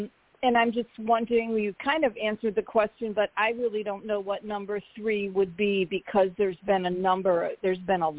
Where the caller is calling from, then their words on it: Arizona, United States; I can't. I'm literally stuck in Arizona.